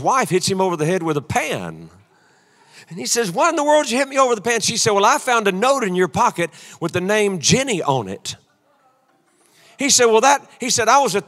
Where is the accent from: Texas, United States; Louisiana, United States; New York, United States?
Louisiana, United States; I'm from Louisiana